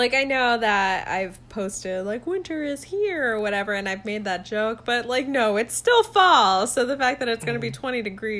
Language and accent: English; Columbus, Georgia, United States; moved away as an adult; also born or lived in Orlando; now in Buffalo, United States; I grew up in Columbus, Georgia.